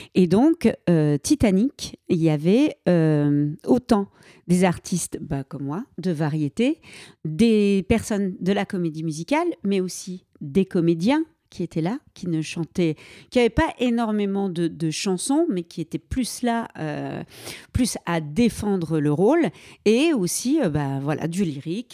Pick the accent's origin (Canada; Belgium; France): Belgium; Liège, Wallonia; j'ai commencé à 6 ans en Belgique parce que je suis belge, des, cours de danse classique, moderne jazz et ensuite est arrivé en Belgique des concours de playback. Il y avait des concours qui se faisaient dans ma région à Liège